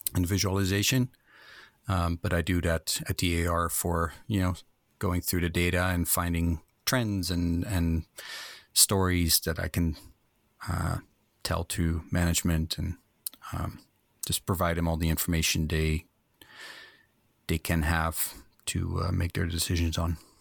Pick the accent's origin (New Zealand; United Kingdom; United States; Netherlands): Netherlands; moved away as an adult; I was born in Holland, in a small little town, uh, Eiselmeiden. And, um, lived there for about twenty years